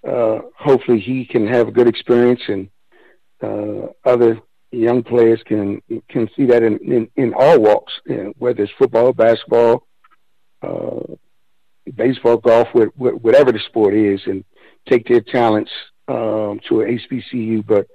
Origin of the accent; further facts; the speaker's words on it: Washington, District of Columbia, United States; moved away; also born or lived in Seattle / Oklahoma City; being from the DMV is everything to me.